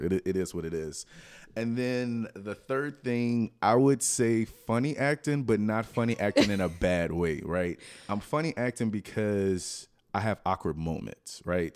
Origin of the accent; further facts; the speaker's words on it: Lafayette, Louisiana, United States; South Louisiana. From, I'm from Lafayette